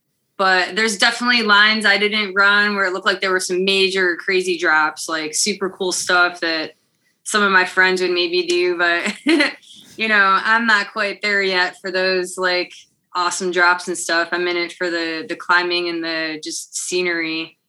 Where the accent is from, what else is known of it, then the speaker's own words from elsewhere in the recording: Swanton, Ohio, United States; also born or lived in Toledo, Ohio; I'm pretty much from here, Toledo, Ohio. Grew up in Swanton, Ohio, which is just like a half hour or so west of here. So out in the country.